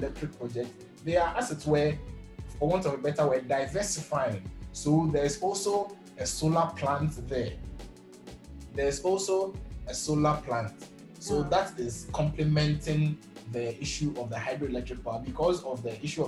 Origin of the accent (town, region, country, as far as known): Ghana